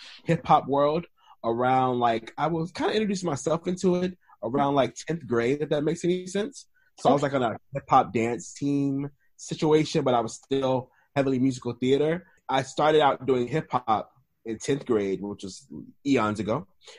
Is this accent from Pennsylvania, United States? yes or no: no; St. Petersburg, Florida, United States; moved away; I'm originally from, born and raised, St. Petersburg, Florida. A little town like outside of Tampa, but close to Orlando where Walt Disney World is.